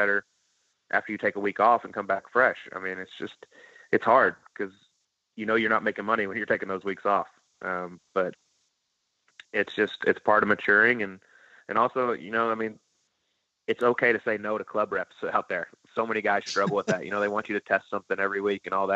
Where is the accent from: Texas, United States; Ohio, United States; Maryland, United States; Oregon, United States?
Texas, United States; Dallas area; it was in my hometown